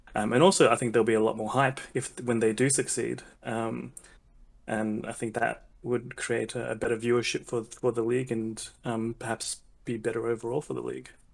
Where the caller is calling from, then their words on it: Australia; I am calling from Australia